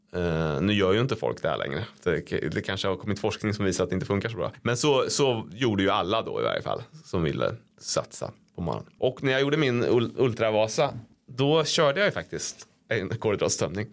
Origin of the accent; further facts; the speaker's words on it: Degerfors, Örebro County, Sweden; Jag är från Degerfors